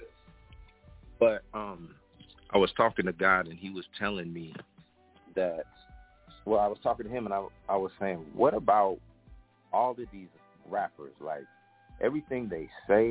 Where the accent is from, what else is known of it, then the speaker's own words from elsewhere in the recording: West Coast, United States; I'm from the West Coast